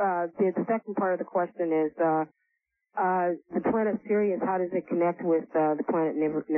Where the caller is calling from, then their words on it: San Francisco, California, United States; I'm calling from San Francisco.